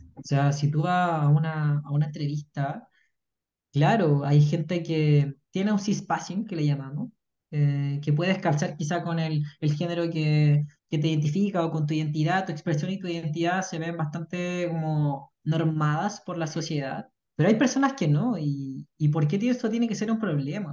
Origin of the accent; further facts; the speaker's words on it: Puente Alto, Santiago Metropolitan Region, Chile; vengo de Puente Alto